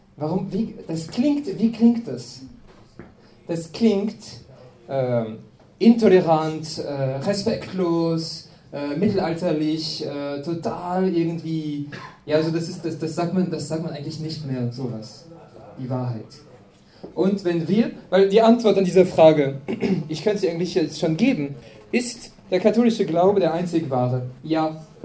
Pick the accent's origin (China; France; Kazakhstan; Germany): France; German is a second language; now in Austria; ich komme aus Frankreich